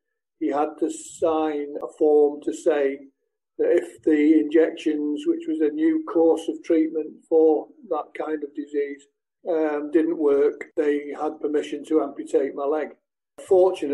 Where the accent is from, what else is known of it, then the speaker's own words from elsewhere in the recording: Sale, North West England, United Kingdom; also born or lived in Manchester; I was born in St. Mary's in Manchester. My mother lived with her mother and father in Sale, which was then Cheshire. It's now Greater Manchester. So I was brought up in Sale